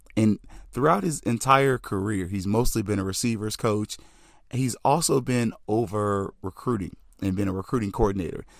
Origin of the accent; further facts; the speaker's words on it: Tallahassee, Florida, United States; I am Southern, I'm from Tallahassee